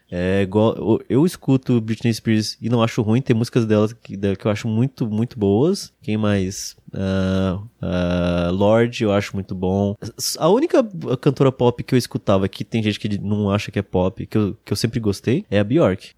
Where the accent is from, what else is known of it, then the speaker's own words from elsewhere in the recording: Itaporanga, Brazil; moved away; lá em Itaporanga, na né, cidade onde eu nasci